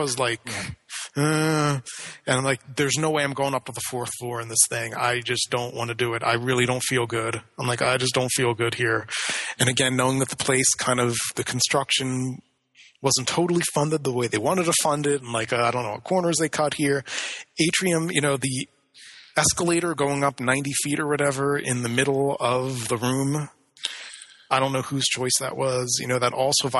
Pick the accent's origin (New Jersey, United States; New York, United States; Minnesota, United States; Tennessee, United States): New Jersey, United States; Atlantic City; growing up in Atlantic City